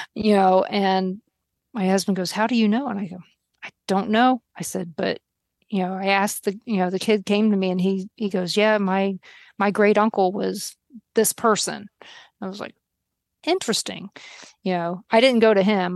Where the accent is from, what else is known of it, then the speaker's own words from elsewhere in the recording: Baltimore, Maryland, United States; now in Kansas, United States; I'm from Baltimore